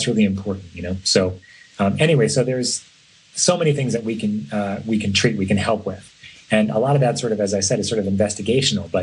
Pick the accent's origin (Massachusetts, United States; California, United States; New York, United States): New York, United States; now in San Francisco, United States; I grew up in New York